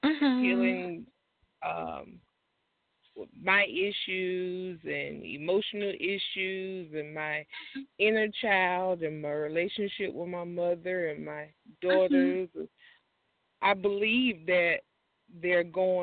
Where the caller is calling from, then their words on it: Hartsville, South Carolina, United States; I'm in the great city of Hartsville.